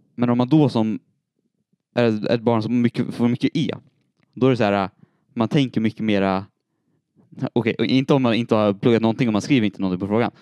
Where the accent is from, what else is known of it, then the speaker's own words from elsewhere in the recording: Storvreta, Uppsala County, Sweden; Jag är född i Uppsala, uppvuxen i Storvreta.